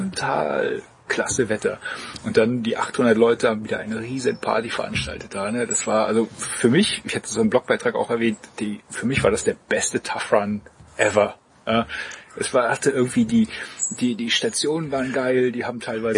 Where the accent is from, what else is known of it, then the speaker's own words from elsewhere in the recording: East Germany, Germany; Ich bin Ossi